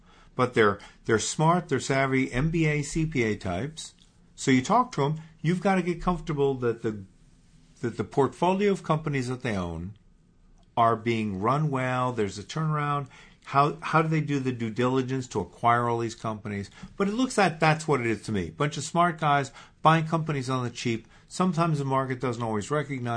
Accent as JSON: {"language": "English", "town": "Port Washington", "region": "New York", "country": "United States", "tie": "born or raised there", "said": "I grew up in Port Washington."}